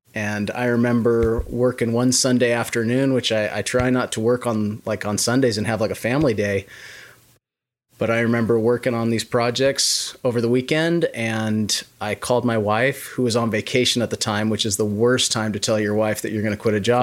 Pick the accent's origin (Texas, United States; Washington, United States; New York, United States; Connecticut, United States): Washington, United States; moved away as an adult; also born or lived in Idaho / Las Vegas; now in Oklahoma City, United States; I grew up in the Pacis-, Pacific Northwest in Washington State